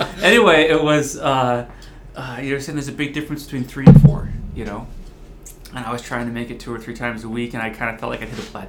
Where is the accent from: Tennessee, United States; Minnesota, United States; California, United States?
California, United States; San Francisco; also born or lived in Washington / New York; My parents came off the boat from Italy, way back when. So I was raised in the Bay Area, bounced around, followed my dad for work.